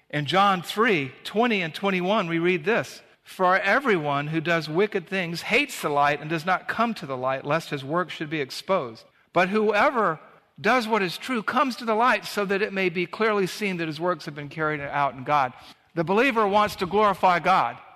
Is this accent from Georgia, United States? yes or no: yes; Savannah, Georgia, United States; in the beach where we grew up in Savannah, Georgia